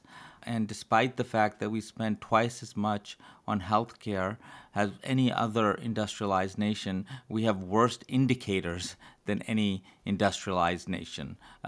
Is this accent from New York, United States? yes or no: yes; Brooklyn, New York, United States; I'm born and raised in Brooklyn, New York. Went to college and med school in Brooklyn, New York.